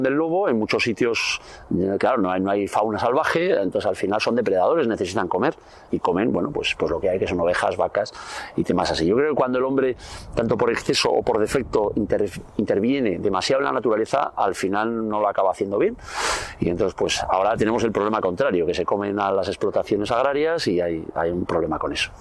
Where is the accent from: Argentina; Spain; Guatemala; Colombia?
Spain; Navarre; nosotros somos de, Navarra, vivíamos ahí en un pueblo, en el monte